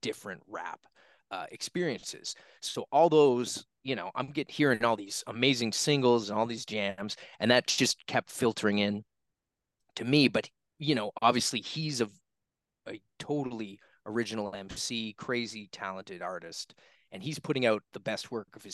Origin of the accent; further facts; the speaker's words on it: Halifax, Nova Scotia, Canada; I'm a kid from Halifax, Nova Scotia, Canada